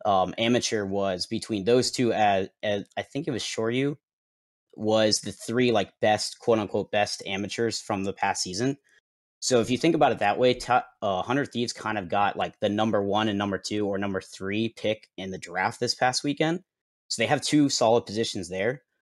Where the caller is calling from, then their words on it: Jensen Beach, Florida, United States; I am calling from Jensen Beach, Florida.